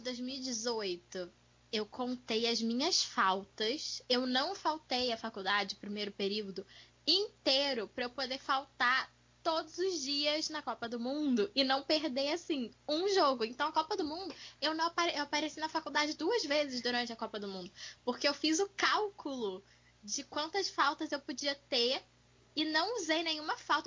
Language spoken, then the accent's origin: Portuguese; Volta Redonda, Rio de Janeiro, Brazil; em Volta Redonda, né? Que é onde eu fui criada